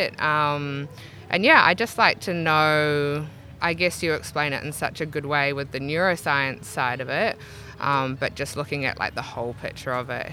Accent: Auckland, New Zealand; moved away as an adult; now in Brisbane, Australia; I grew up in Gleneden, out Tararangi Way

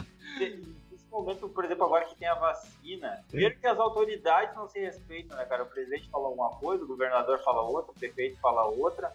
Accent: Rio Grande do Sul, Brazil; a gente é gaúcho

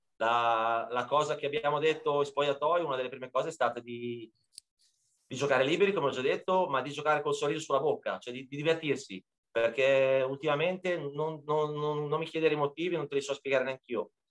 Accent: Bologna, Emilia-Romagna, Italy; moved away as an adult; also born or lived in Ancona; now in Marche, Italy; noi siamo di Bologna, centro, abitavamo in centro, proprio a tre minuti da Piazza Zarita

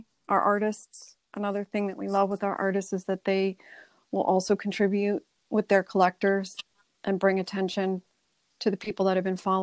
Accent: New York City, New York, United States; now in Newport, United States; I grew up in New York. New York City was my backyard growing up

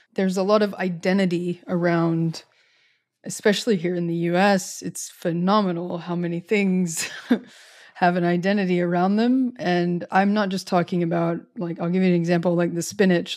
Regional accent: United States; I've returned to my home state

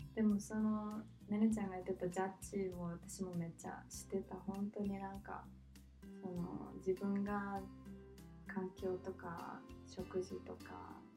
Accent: Japan; also born or lived in Australia; 日本にいた時私もまあ日本で育った

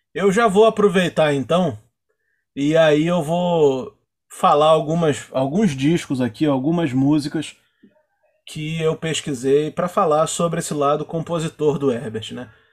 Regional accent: Nova Iguaçu, Rio de Janeiro, Brazil; a gente é de Nova Iguaçu, né? A gente grava esse episódio aqui de Nova Iguaçu

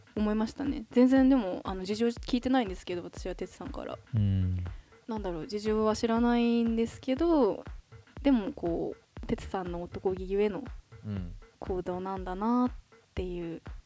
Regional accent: Yokohama, Kanagawa, Japan; 私はやっぱりそのずっと横浜で、まあ生まれ育って

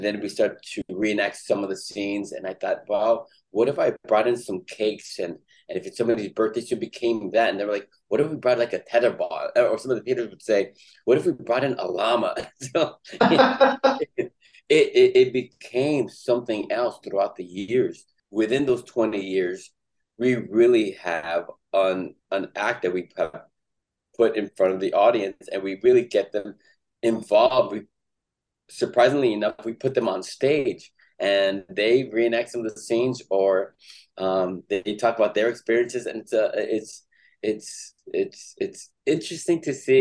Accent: Los Angeles, California, United States; I was born and raised in Los Angeles. I grew up in East LA.

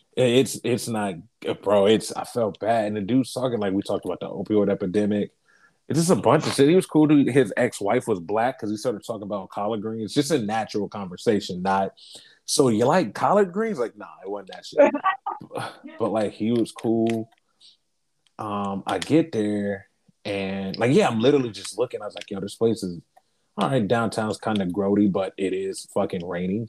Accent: Columbus, Ohio, United States; moved away as an adult; now in Portland, United States; I'm from Columbus because I'm wearing my fucking Buckeye face mask.

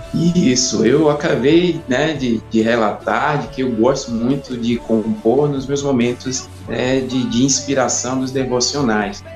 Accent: Salvador, Bahia, Brazil; Eu sou de Salvador, Bahia, 39 anos.

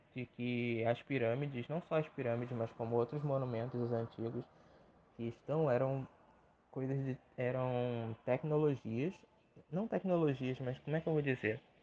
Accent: Rio de Janeiro, Brazil; sou nascido e criado no Rio de Janeiro

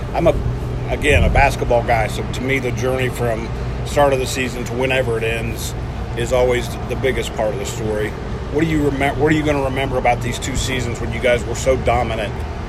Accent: Kansas, United States; I grew up in Kansas.

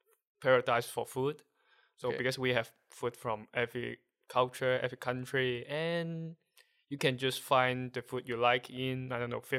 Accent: Hong Kong; first language Cantonese; English is a second language; moved away as an adult; now in Netherlands; I'm from Hong Kong.

